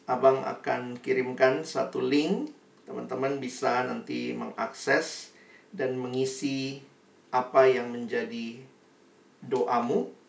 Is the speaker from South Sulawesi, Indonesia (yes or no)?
yes; Makassar, South Sulawesi, Indonesia; now in Jakarta, Indonesia; saya mahasiswa baru dari luar kota. Saya kuliah di UI, saya dari Makassar. Saya orang daerah, takut nggak punya teman di Jakarta.